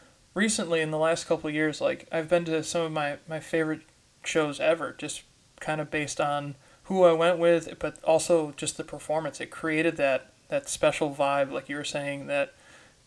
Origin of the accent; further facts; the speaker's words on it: Rochester, New York, United States; growing up in Western New York, we had a pretty good music scene